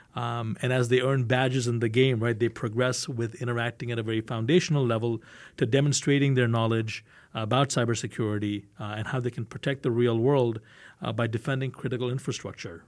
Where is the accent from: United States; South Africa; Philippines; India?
India; I'm Indian